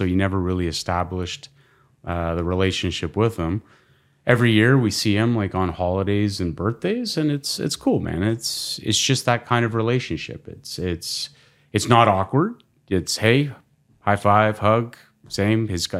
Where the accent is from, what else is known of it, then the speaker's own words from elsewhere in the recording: Toronto, Ontario, Canada; born there; I was born here in Toronto.